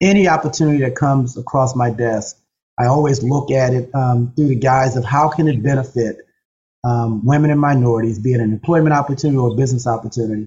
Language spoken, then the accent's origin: English; Baltimore, Maryland, United States; Whitelock Street is a prominent street in Baltimore City, West Baltimore